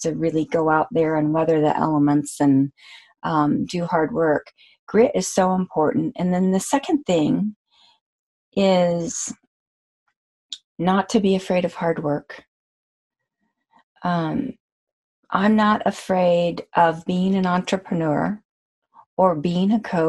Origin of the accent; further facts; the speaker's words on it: Amarillo, Texas, United States; I was born in Texas in Amarillo